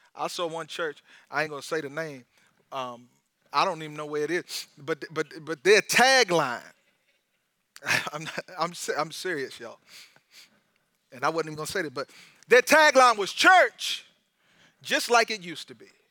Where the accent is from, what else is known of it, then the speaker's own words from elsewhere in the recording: United States; I'm an American and I'm in America